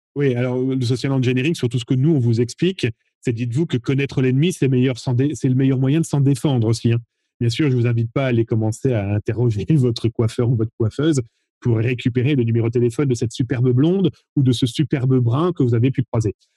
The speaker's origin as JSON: {"language": "French", "country": "France", "said": "chez nous, en France"}